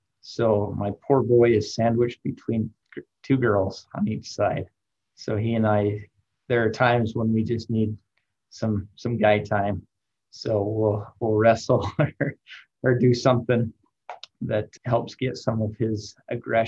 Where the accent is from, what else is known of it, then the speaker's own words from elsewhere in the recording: Logan, Utah, United States; moved away as an adult; now in Rexburg, United States; I lived in and grew up in Logan, cheered for the Aggies growing up